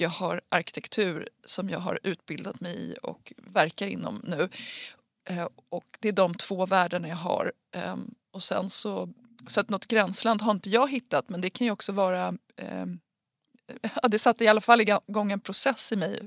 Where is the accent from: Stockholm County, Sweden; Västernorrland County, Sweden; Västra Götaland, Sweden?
Stockholm County, Sweden; Huddinge; jag är uppväxt i Huddinge